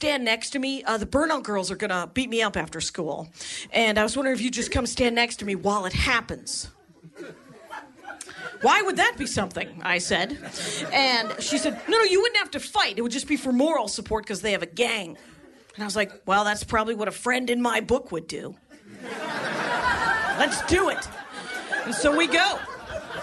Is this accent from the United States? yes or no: yes; a little town outside of Milwaukee, Wisconsin, United States; I'm from Wisconsin, a little town outside of Milwaukee, a little factory town